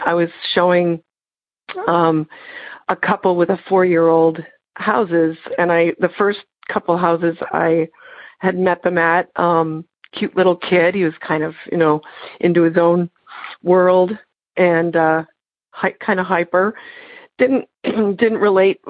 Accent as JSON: {"language": "English", "town": "Canton", "region": "Michigan", "country": "United States", "said": "I'm from Michigan, Canton, Michigan"}